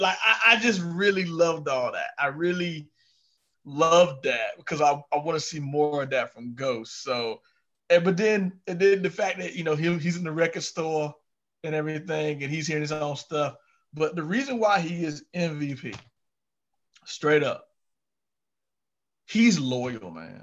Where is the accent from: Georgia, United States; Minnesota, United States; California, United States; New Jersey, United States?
Georgia, United States; moved away; I'm from Georgia.